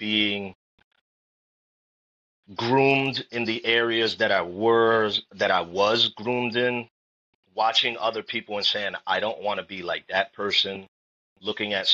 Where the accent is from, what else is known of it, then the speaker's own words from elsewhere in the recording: New York City, New York, United States; I grew up in New York City in the Bronx and Harlem